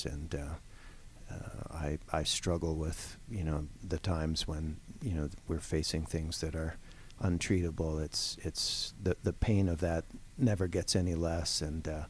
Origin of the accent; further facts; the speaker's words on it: Toronto, Ontario, Canada; moved away as an adult; also born or lived in Ohio / Pittsburgh; now in Atlanta, United States; I'm actually a Canadian. I'm from Toronto.